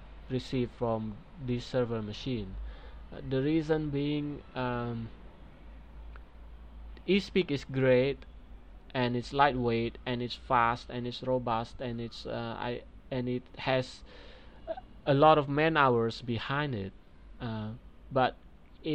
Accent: Indonesia; my home country, Depok, Indonesia

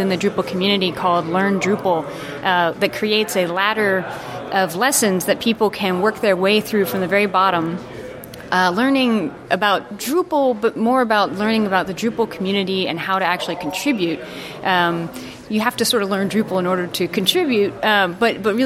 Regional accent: United States; now in Denmark; I'm an American, but I live in Denmark

